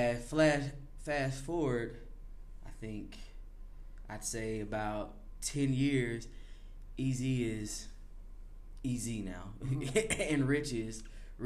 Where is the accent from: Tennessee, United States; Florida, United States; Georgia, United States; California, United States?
Tennessee, United States; Chattanooga; born and raised in Chattanooga